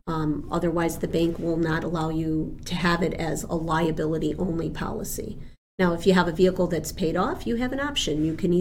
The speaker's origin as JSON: {"language": "English", "country": "Argentina", "tie": "born there", "first_language": "Spanish", "second_language": "English", "said": "because I was born in Argentina, I was raised speaking Spanish as a young child."}